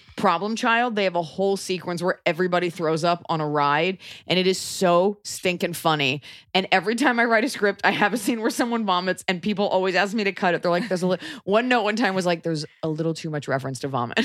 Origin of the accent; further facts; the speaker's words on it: Texas, United States; growing up in Texas